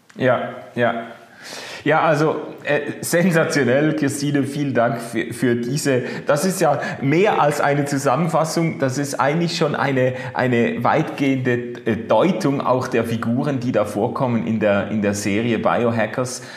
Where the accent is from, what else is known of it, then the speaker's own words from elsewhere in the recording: Basel, Basel-Stadt, Switzerland; So als Basler